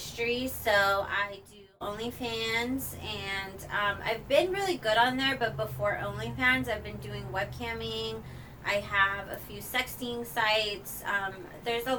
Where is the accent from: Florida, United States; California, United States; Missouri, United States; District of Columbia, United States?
California, United States; Riverside; moved away as an adult; also born or lived in Los Angeles; now in Las Vegas, United States; I'm from Riverside, so it's like there ain't shit out there